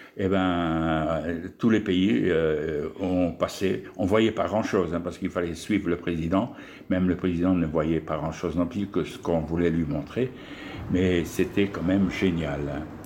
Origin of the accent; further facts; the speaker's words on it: Pas-de-Calais, Hauts-de-France, France; moved away as an adult; also born or lived in Argelès-Gazost; je suis originaire donc, du Pas-de-Calais, hein, tout en haut, là, des Hauts-de-France, où mon père était